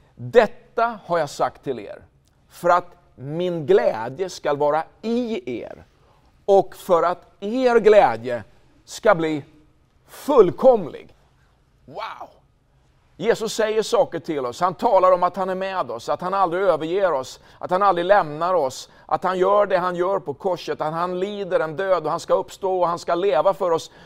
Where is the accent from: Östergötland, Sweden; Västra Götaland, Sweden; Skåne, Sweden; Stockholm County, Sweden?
Östergötland, Sweden; Linköping; den fantastiska staden Linköping, platsen där jag är född